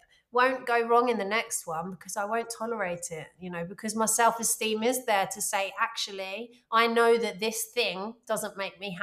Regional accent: London, United Kingdom; I'm from London

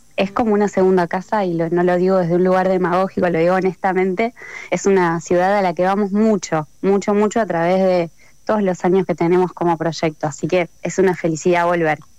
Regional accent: Buenos Aires Province, Argentina; yo soy del conurbano bonaerense

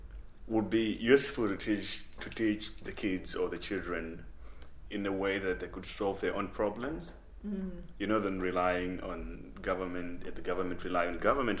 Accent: Malawi; moved away; I'm originally from Malawi.

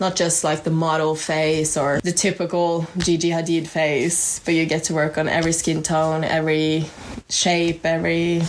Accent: Norway; moved away as an adult; as you've heard four times already. I'm from Norway, actually. I'm an exchange student

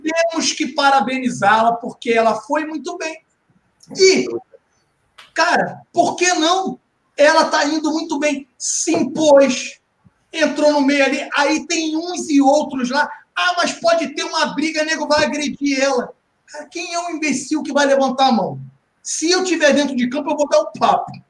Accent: Baixada Fluminense, Rio de Janeiro, Brazil; eu cresci em comunidade carente, cresci na Baixada Fluminense com muito orgulho

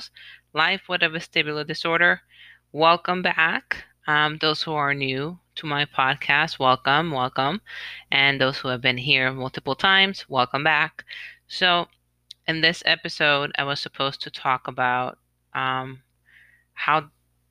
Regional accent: Puerto Rico; moved away as an adult; also born or lived in United States; now in New York, United States; I was born in the United States, but I was raised in Puerto Rico my whole life. So I lived in Puerto Rico since I was 5, and I decided to move back to the States when I was 27.

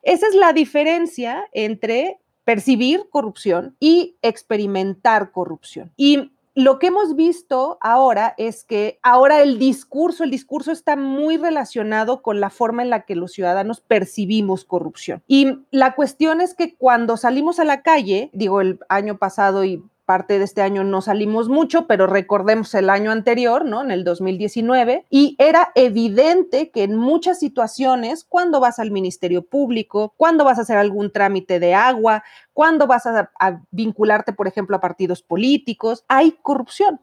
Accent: Mexico; porque somos mexicanos

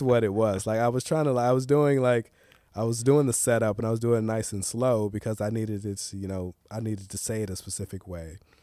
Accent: Tyler, Texas, United States; also born or lived in Los Angeles; now in Portland, United States; growing up in Tyler

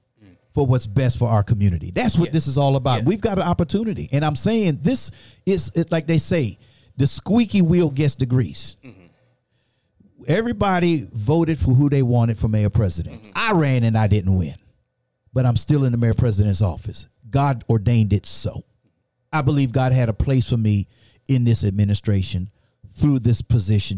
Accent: Washington, District of Columbia, United States; moved away as an adult; now in Lafayette, United States; I'm from Washington, D.C.

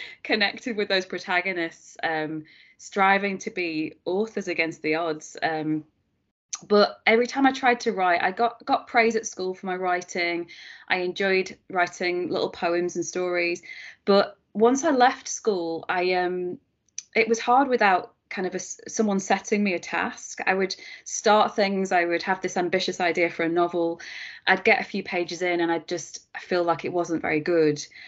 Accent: Preston, North West England, United Kingdom; Preston, which is my hometown

